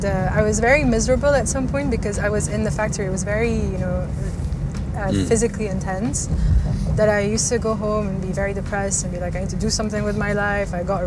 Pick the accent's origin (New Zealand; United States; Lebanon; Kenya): Lebanon; moved away as an adult; also born or lived in United Kingdom; now in United Arab Emirates; I was born and raised in Lebanon till I was 21, I think. I left for a year to the UK.